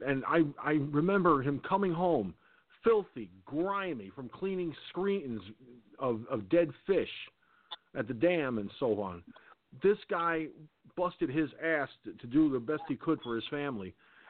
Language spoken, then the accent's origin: English; Peekskill, New York, United States; growing up in Peekskill, New York, my hometown